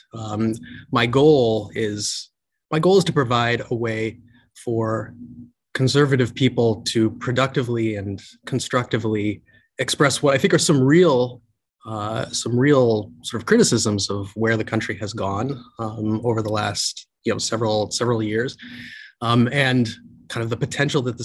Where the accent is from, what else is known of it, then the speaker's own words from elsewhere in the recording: St. Louis, Missouri, United States; now in California, United States; was born in St. Louis, Missouri, and my father was an immigrant to this country from India. My mother grew up on a farm. So they started at the bottom of the ladder. Grew up in a pretty rough neighborhood in inner city St. Louis